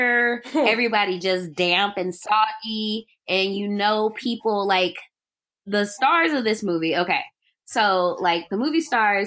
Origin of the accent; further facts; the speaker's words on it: Cleveland, Ohio, United States; moved away as an adult; also born or lived in Albany, Georgia; I went to school in Georgia, but I'm from Cleveland